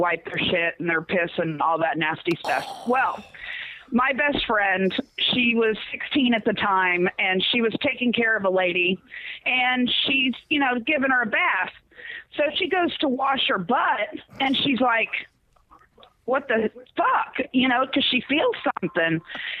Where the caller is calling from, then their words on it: Indianapolis, Indiana, United States; I am calling from Indianapolis.